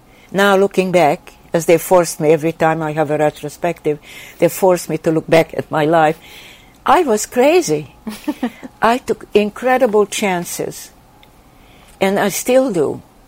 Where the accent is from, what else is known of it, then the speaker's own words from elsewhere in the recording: Sweden; English is a second language; when I grew up in Sweden, I wanted to study migrating birds, because I felt I was uprooted and I was migrating and from country to country.